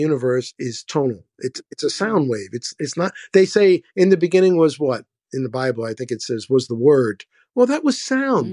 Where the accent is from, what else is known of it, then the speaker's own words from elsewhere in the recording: New York City, New York, United States; now in Florida, United States; I grew up in the South Bronx. I grew up in the hood.